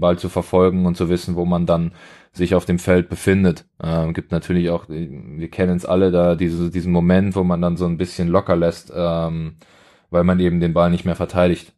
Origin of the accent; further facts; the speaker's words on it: Weilheim, Germany; Coach in, in Weilheim in meiner Heimatstadt war